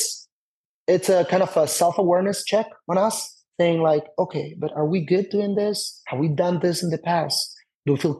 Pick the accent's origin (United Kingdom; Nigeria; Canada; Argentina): Argentina; also born or lived in Tel Aviv, Israel; now in United States; somebody that wasn't born and raised here in the US